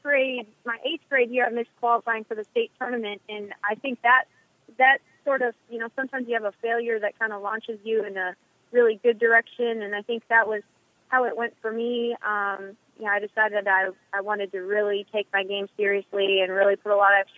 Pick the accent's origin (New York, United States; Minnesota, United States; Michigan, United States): Minnesota, United States; Eagan; moved away; I'm from Eagan. I went to Minnehaha, it's a private Christian school for high school.